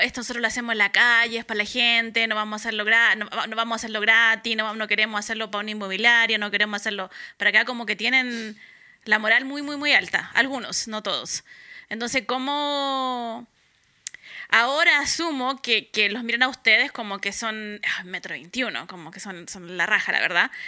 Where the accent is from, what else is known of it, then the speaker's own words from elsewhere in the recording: Valparaíso, Chile; Yo soy de Valparaíso